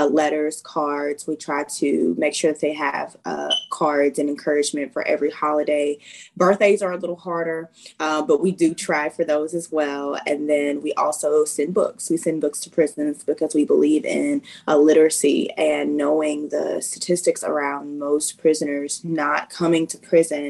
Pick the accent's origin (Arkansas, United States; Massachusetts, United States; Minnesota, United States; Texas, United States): Arkansas, United States; moved away as an adult; I am originally from Arkansas, even though military life finds me all across the world.